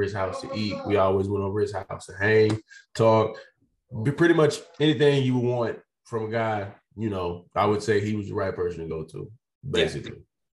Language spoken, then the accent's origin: English; El Dorado, Arkansas, United States; just play for my home state